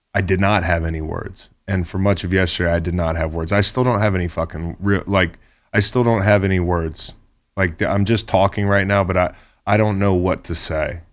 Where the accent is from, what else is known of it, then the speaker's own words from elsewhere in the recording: Charlottesville, Virginia, United States; Charlottesville, my hometown